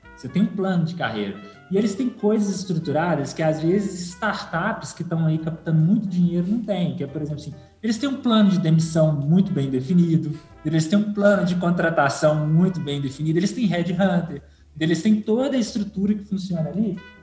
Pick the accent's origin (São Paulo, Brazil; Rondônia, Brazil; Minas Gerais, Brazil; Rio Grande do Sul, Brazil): Minas Gerais, Brazil; Belo Horizonte; eu nasci, né, aqui no Conjunto Santa Maria, aqui em Belo Horizonte